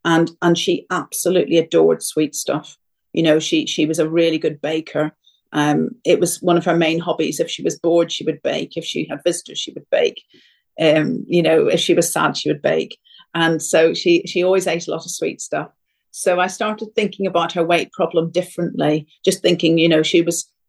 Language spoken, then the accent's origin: English; Ireland; I come from Ireland